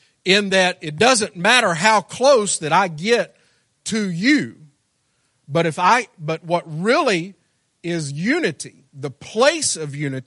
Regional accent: Arkansas, United States; I'm from Arkansas

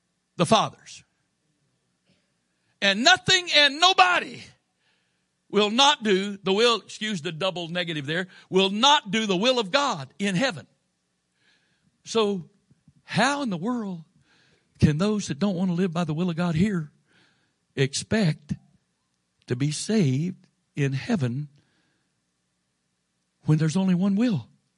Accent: Florida, United States; born there; now in Maryland, United States; Now, I was born in Florida. My dad was stationed there when I was born.

